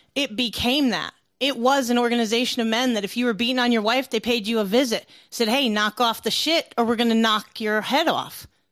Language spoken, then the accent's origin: English; the North, Northern United States, United States; I'm from the North.